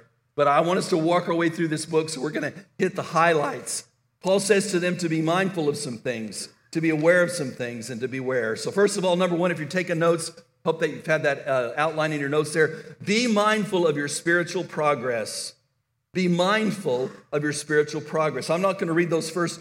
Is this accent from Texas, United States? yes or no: yes; El Paso, Texas, United States; When I was a teenager growing up in El Paso, Texas